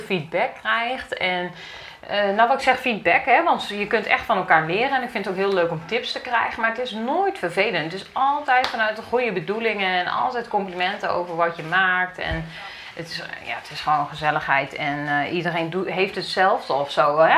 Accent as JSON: {"language": "Dutch", "area": "Achterhoek", "region": "Gelderland", "country": "Netherlands", "moved": "as an adult", "lives_now": "Ede, Netherlands", "said": "ik kom uit de Achterhoek en we gingen in Ede wonen."}